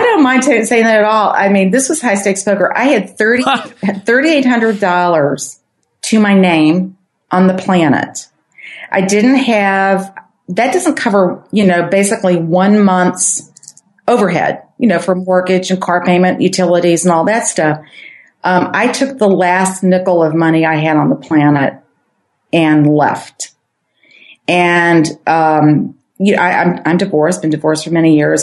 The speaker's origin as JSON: {"language": "English", "town": "St. Louis", "region": "Missouri", "country": "United States", "said": "I'm from St. Louis."}